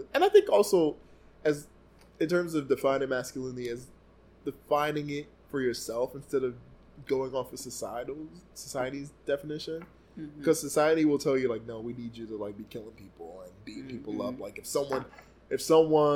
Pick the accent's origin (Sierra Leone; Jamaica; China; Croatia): Jamaica; As a Jamaican